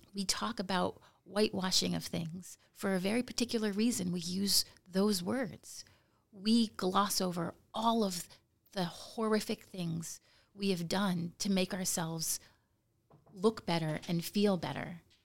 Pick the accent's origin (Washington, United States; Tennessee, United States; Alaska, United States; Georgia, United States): Alaska, United States; Nome; I grew up in Nome